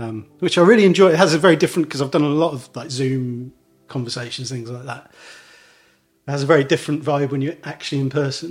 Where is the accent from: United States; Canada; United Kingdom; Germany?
United Kingdom; Leamington Spa, West Midlands; my hometown, Leamington Spa